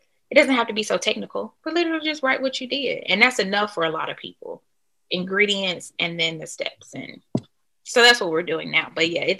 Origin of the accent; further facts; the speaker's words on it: Birmingham, Alabama, United States; I'm from Alabama, Birmingham, and we have these hot honey, hot lemon pepper wings. They don't have them here.